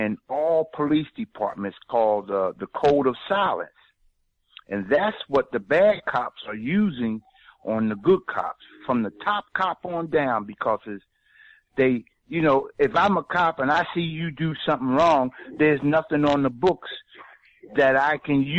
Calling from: Philadelphia, Pennsylvania, United States; I'm from Philadelphia, Pennsylvania, and and we have the same problem here too.

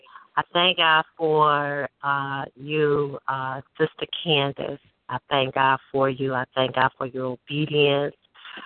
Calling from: Chicago, Illinois, United States; I'm calling from Chicago.

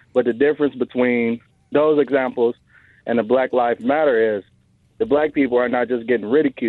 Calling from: Detroit, Michigan, United States; Not a lot. Detroit, Michigan.

